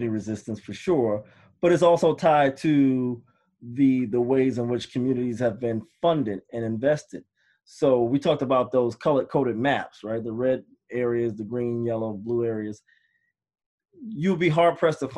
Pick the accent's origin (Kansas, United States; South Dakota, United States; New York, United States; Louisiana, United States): New York, United States; New York City; I grew up in New York City, born and raised in Harlem.